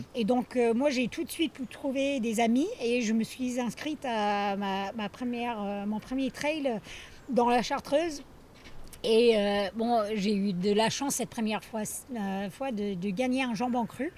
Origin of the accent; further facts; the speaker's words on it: northeastern United States, United States; French is a second language; moved away as an adult; also born or lived in Grenoble, France; now in Chamonix, France; Donc je viens euh, du nord-est des États-Unis, je dis souvent en haut à droite